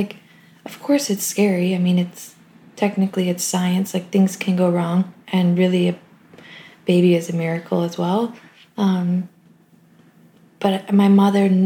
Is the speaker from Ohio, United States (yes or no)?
yes; Delaware, Ohio, United States; We grew up in a small town in Ohio called Delaware